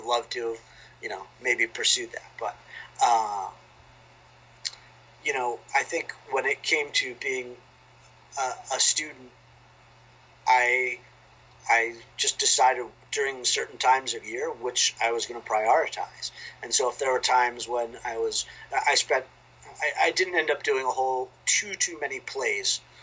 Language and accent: English; outside of Philadelphia, Pennsylvania, United States; moved away as an adult; now in Waltham, United States; I grew up outside of Philadelphia